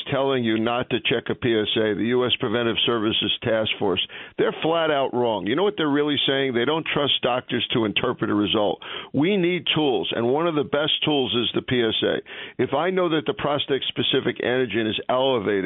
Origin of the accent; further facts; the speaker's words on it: New York, United States; we're tough guys from New York